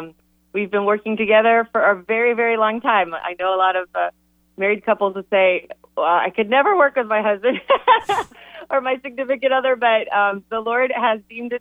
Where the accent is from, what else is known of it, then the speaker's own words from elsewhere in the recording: Ecuador; moved away as an adult; now in United States; I grew up in Ecuador, and I came to college. I came to Campbell University at age 18 to go to school.